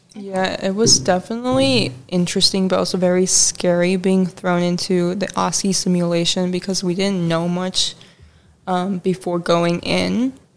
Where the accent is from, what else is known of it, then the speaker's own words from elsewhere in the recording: Chicago, Illinois, United States; I'm also from Chicago